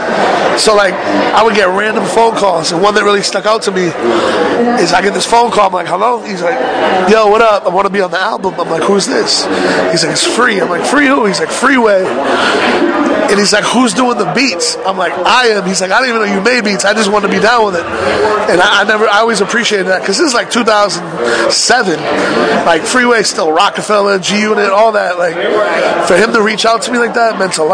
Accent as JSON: {"language": "English", "town": "Boston", "region": "Massachusetts", "country": "United States", "moved": "yes", "lives_now": "New York, United States", "said": "I'm from Boston, that I moved to New York"}